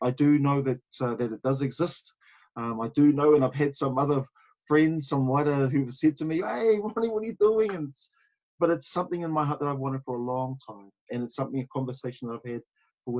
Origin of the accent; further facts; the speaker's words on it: Auckland, New Zealand; also born or lived in Samoa / Otara, Auckland; From Oweraka, we moved out to Henderson out west, where I did a lot of my growing